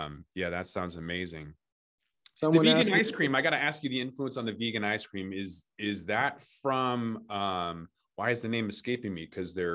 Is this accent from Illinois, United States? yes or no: no; Seattle, Washington, United States; I'm from Seattle, home of Starbucks